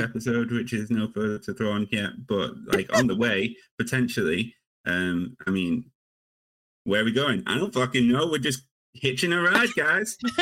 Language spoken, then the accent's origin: English; United Kingdom; I'm British.